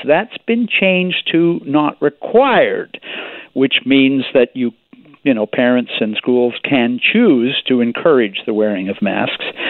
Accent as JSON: {"language": "English", "town": "Victoria", "region": "British Columbia", "country": "Canada", "tie": "born or raised there", "said": "my hometown newspaper here in Victoria"}